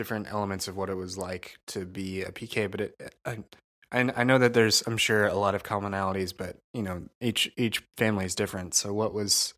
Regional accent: Crawfordsville, Indiana, United States; I grew up in Crawfordsville, Indiana, which is a small town

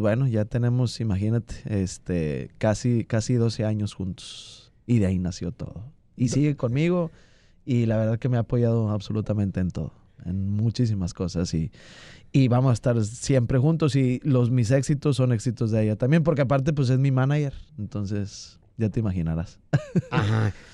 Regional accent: Santiago, Nuevo León, Mexico; also born or lived in Monterrey, Nuevo León; Soy de Santiago, Nuevo León. Nací en Monterrey, Nuevo León y, vivo este, en Santiago, Nuevo León

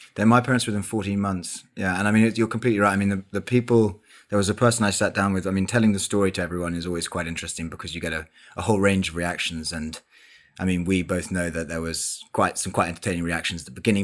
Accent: London, United Kingdom; also born or lived in Oxford; I spent my entire life in London

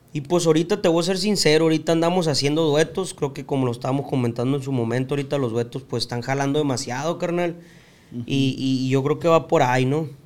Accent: Tijuana, Baja California, Mexico; also born or lived in United States; nuestra infancia fue en Tijuana

